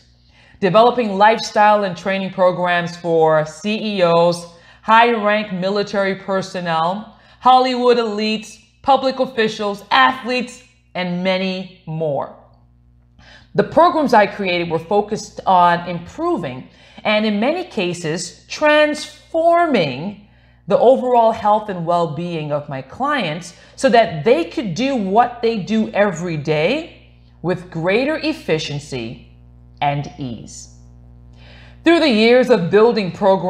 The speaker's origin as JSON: {"language": "English", "country": "U.S. Virgin Islands", "tie": "born or raised there", "also_born_or_lived": "Glendale", "moved": "yes", "said": "I was born in St. Thomas, U.S. Virgin Islands."}